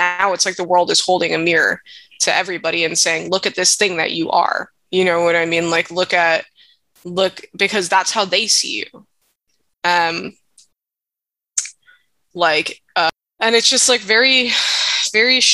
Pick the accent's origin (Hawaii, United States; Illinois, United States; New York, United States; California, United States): Hawaii, United States; I was born and raised in Hawaii, and being mixed race here